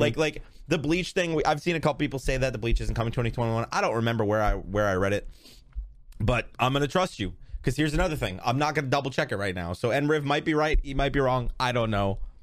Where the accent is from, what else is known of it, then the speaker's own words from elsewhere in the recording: New York, United States; I'm from New York